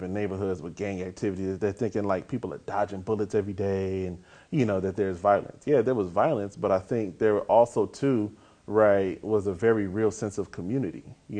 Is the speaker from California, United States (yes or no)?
yes; Inglewood, California, United States; also born or lived in Tennessee / Texas; In Inglewood and other parts of Southern California